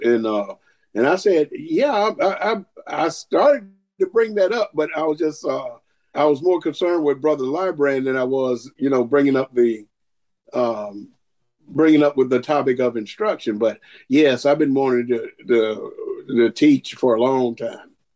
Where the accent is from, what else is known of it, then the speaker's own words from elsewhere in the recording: Augusta, Georgia, United States; I'm from Augusta, Georgia